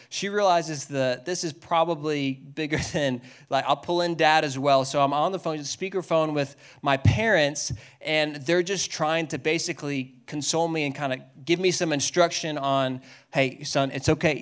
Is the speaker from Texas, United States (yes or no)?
yes; Dallas, Texas, United States; I grew up in Dallas.